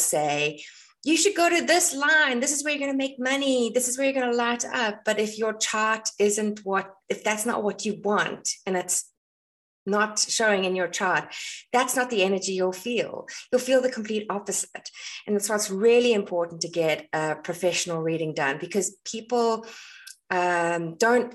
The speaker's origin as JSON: {"language": "English", "country": "South Africa", "tie": "born or raised there", "moved": "as an adult", "lives_now": "Ireland", "said": "I am South African and I was born in South Africa"}